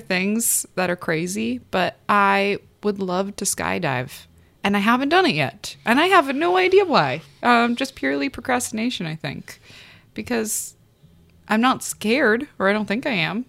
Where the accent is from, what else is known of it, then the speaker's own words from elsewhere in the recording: Calabasas, California, United States; I uh, was born in California, Southern California. Uh, the first part of my life, I was raised in Calabasas, California